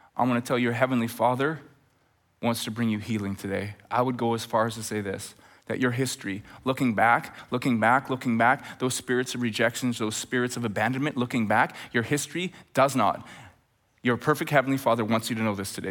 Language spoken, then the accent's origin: English; just north of Edmonton, Alberta, Canada; now in Chilliwack, Canada; as we're getting close to Edmonton, and it's just north of where I grew up